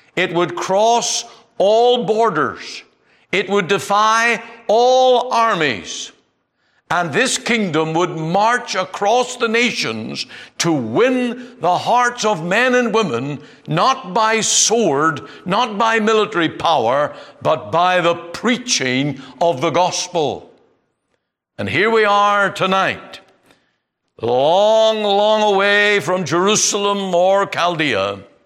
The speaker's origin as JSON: {"language": "English", "country": "Canada"}